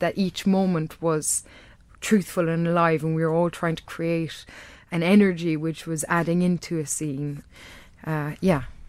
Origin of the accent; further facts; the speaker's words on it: Kerry, Munster, Ireland; accent: Irish; now in London, United Kingdom; I've managed to hold on to my accent. And if I go b-, back to Kerry